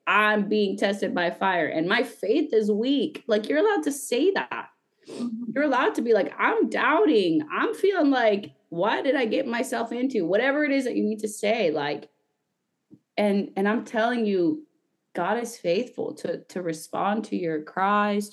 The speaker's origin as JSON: {"language": "English", "country": "Guatemala", "said": "I'm from Guatemala"}